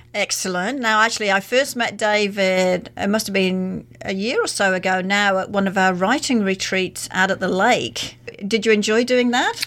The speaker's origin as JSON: {"language": "English", "country": "Australia", "said": "as an Australian"}